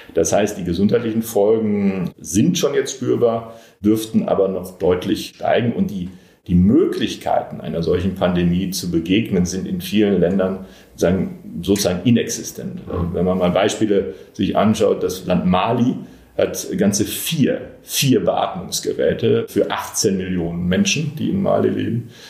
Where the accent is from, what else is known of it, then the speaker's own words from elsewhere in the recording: Bochum, North Rhine-Westphalia, Germany; moved away; meine Heimatstadt Bochum